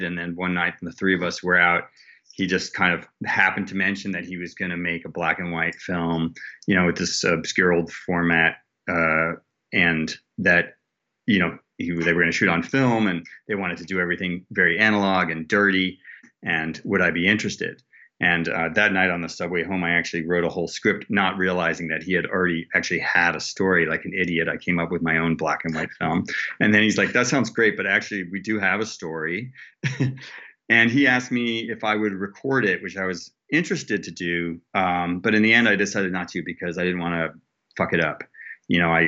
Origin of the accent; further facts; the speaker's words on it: New England, United States; We're both Yankees from New England